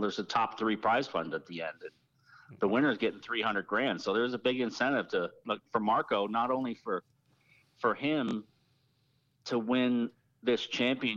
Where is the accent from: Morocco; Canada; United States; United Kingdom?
Canada; Toronto, Ontario; I was born in Toronto, in Canada, and my dad was moved to Canada from Ireland with my mom in 67 or 8, and I was born in 69